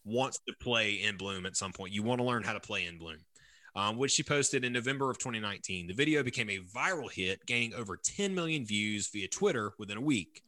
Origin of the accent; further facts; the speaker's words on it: Bishopville, South Carolina, United States; I grew up in Lee County. Um, I grew up in Bishopville